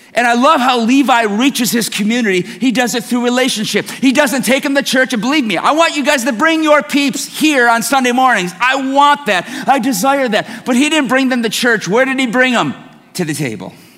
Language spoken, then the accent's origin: English; Detroit, Michigan, United States; I'm from Detroit